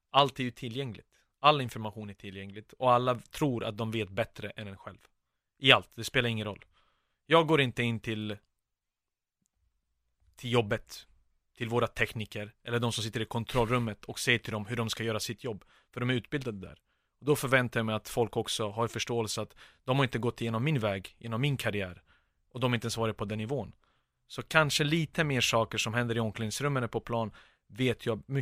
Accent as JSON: {"language": "Swedish", "town": "Stockholm", "region": "Stockholm County", "country": "Sweden", "tie": "born or raised there", "said": "Jag flyttade till Husby när vi kom till Sverige 1992. Sen flyttade vi till Kista, så Husby och Kista, det är mina."}